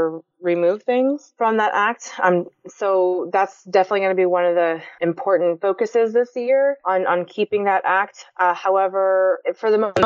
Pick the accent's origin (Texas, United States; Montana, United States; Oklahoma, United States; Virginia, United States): Texas, United States; Dallas; I was born and raised here in Dallas, Texas